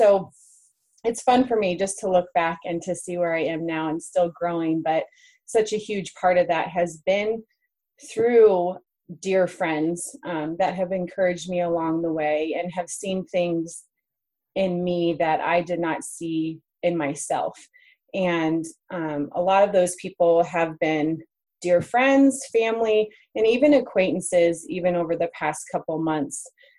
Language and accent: English; New York, United States; now in Greeley, United States; I'm from New York and came out to UNC where I met you, Sarah, and just started the journey, and then later met my husband. We have four kids and live in Greeley, Colorado, and just love it